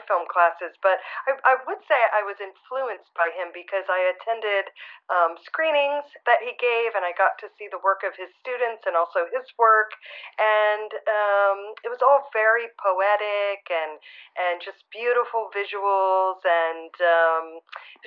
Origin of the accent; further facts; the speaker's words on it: Ohio, United States; moved away as an adult; also born or lived in Akron, Ohio; now in Los Angeles, United States; I grew up in Ohio in a very, very small town.